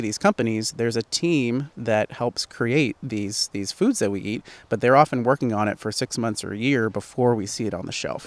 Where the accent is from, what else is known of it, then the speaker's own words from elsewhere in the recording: Port Angeles, Washington, United States; also born or lived in Seattle, United States; I am from the Great Pacific Northwest. I lived in Seattle for, for twelve years and from a small town called Port Angeles, so at the base of the Olympic National Park.